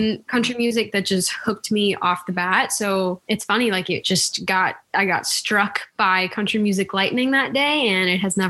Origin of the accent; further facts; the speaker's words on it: Sudbury, Massachusetts, United States; now in Nashville, United States; I'm from Sudbury, Massachusetts.